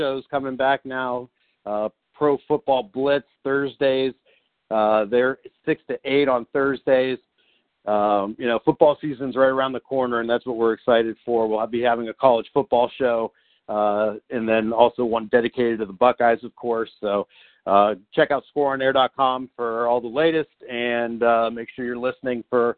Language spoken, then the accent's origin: English; Youngstown, Ohio, United States; now in Columbus, United States; from Youngstown to C-Bus.